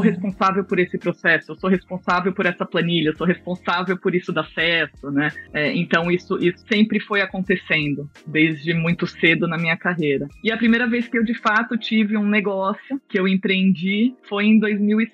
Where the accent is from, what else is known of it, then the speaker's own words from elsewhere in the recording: São Paulo, Brazil; na infância, eu morava em prédio. É, eu sou de São Paulo e eu morava num prédio na zona sul de São Paulo